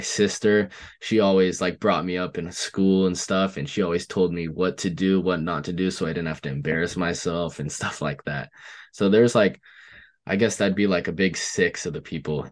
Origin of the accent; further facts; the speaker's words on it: Oregon, United States; I'm from Oregon